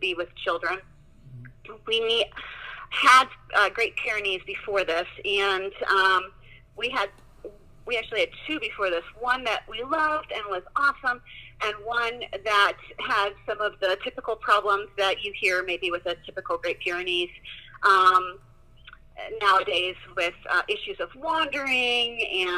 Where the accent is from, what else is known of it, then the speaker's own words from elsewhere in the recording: Indiana, United States; I am from Indiana